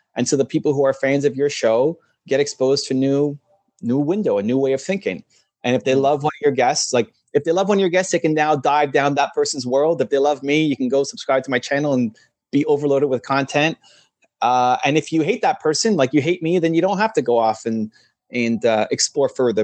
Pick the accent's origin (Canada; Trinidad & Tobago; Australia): Canada; I'm Canadian